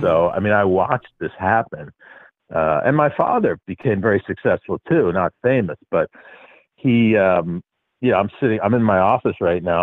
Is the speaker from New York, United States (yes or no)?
yes; New York, United States; I grew up in New York.